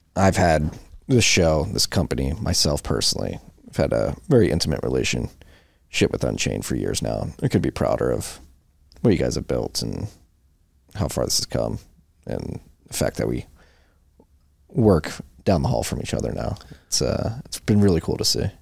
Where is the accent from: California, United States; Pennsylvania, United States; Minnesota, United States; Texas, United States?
Pennsylvania, United States; Philadelphia; we're both from Philadelphia